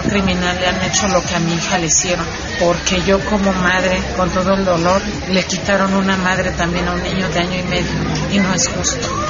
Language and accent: Spanish; Ciudad Juárez, Chihuahua, Mexico; yo que soy originaria de Ciudad Juárez, orgullosamente